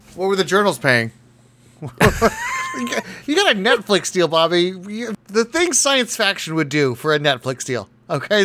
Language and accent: English; United States; I'm an American.